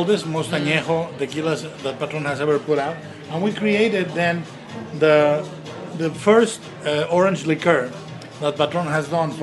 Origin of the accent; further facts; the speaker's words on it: Jalisco, Mexico; I'm from Jalisco.